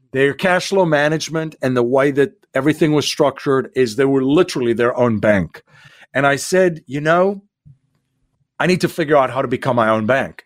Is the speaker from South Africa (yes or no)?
yes; South Africa; moved away as an adult; now in United States; I'm originally from South Africa. So I came here in 2001